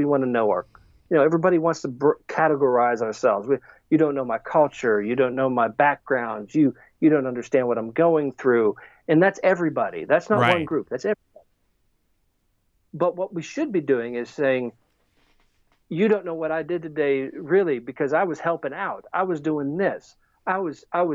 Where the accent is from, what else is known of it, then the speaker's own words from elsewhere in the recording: United States; we're all Americans